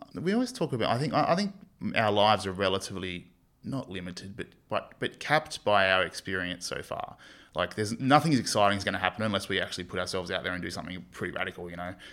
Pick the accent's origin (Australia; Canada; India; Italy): Australia; Sydney, New South Wales; moved away as an adult; now in Townsville, Australia; I grew up in Western Sydney